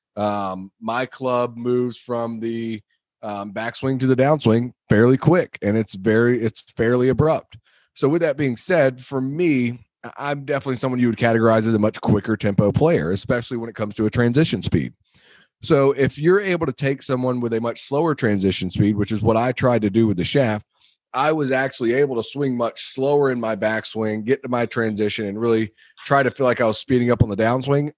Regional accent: Wilmington, United States; the club I grew up at in Wilmington

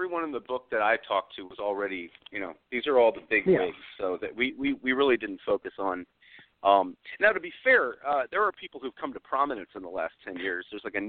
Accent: Nashville, Tennessee, United States; born or raised there

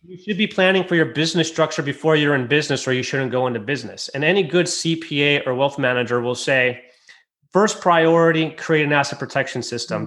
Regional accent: United States; moved away; also born or lived in Michigan; I'm originally from Lake Tahoe and I lived in Michigan

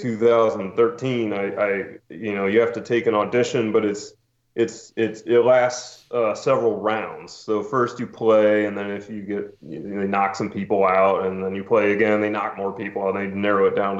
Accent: St. Louis, Missouri, United States; moved away as an adult; also born or lived in Nashville, Tennessee / Bloomington, Indiana; now in New Orleans, United States; I grew up in St. Louis, born and raised

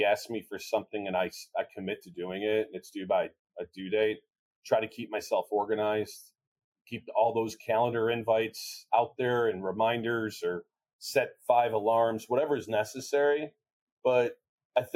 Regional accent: Chicago, Illinois, United States; I'm from Chicago, it's all about an Italian cheesy beef.

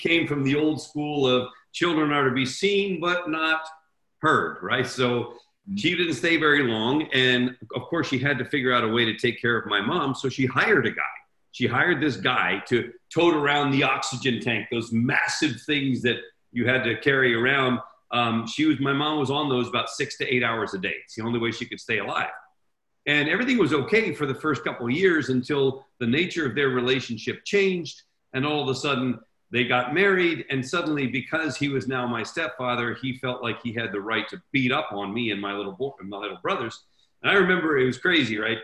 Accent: Switzerland; when I was 8 years old, growing up in Switzerland

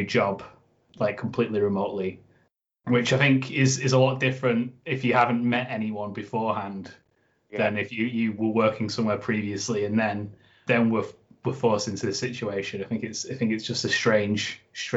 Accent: Oldham, North West England, United Kingdom; moved away as an adult; also born or lived in Huddersfield; now in Leeds, United Kingdom; I'm actually from Oldham, so I'm a little bit further away.

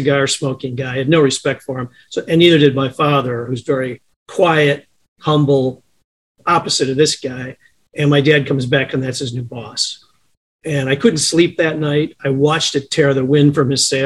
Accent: Chicago, Illinois, United States; also born or lived in Champaign, Illinois; I was born in Chicago, grew up here until grammar school. My folks moved to a south suburb just off the southeast corner of Chicago, spent my grammar school and high school time out there

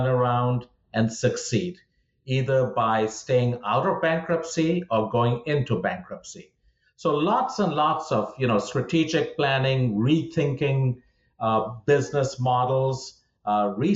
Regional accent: India; moved away as an adult; also born or lived in Fort Worth, Texas; now in United States; I grew up in India

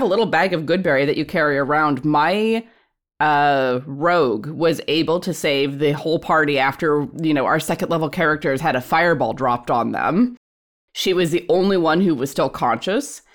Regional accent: Alaska, United States; I'm from Alaska

